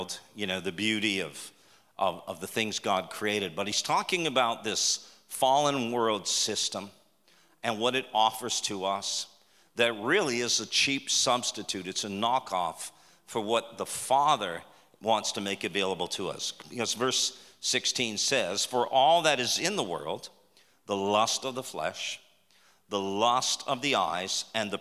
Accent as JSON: {"language": "English", "town": "Toronto", "region": "Ontario", "country": "Canada", "moved": "as an adult", "lives_now": "Texas, United States", "said": "We're from Canada. So we're from Toronto"}